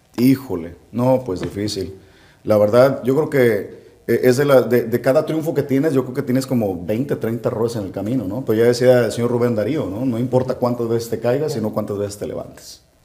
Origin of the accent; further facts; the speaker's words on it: Puerto Vallarta, Jalisco, Mexico; also born or lived in Nayarit; soy mexicano, soy jalisciense y la cereza del pastel, pues soy de Puerto Vallarta